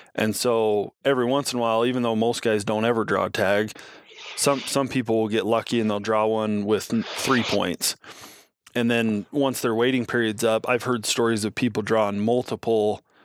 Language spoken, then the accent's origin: English; Southern Nevada, United States; also born or lived in northwestern Wyoming; now in Wyoming, United States; I grew up in Southern Nevada